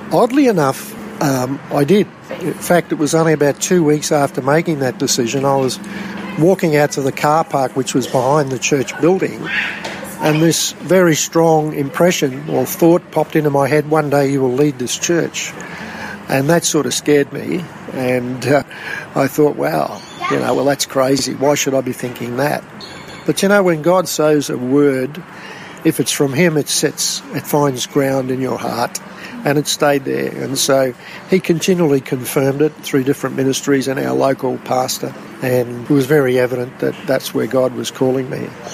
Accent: Rockhampton, Queensland, Australia; also born or lived in Brisbane / Innisfail; I was eight years of age, um, living in Rockhampton from Brisbane in the early years of, from after I was born in Brizzy. My dad was transferred up to Innisfail and uh, then back to Rockhampton.

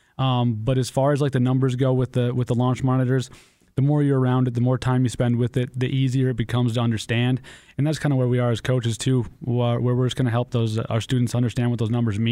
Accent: Crookston, Minnesota, United States; moved away as an adult; also born or lived in Whisper Rock; now in Fargo, United States; I grew up in Crookston, Minnesota

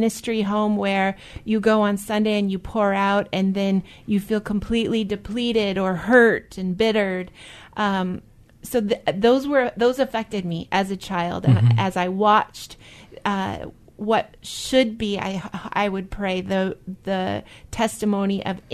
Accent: Seattle, Washington, United States; also born or lived in southern United States; I grew up at Westgate Chapel. I grew up in the Seattle area

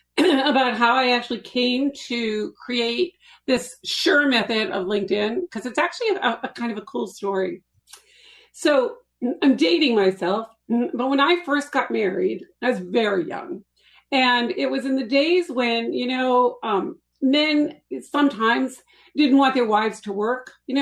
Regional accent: Boston, Massachusetts, United States; Well, I actually grew up in Boston, but you can't tell from my accent.

